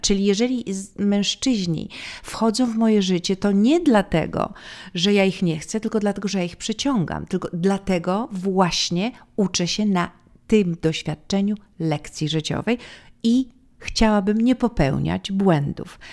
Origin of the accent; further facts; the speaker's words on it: Poland; moved away as an adult; also born or lived in New York, United States; mogę być bardziej Polką niż tą amerykańską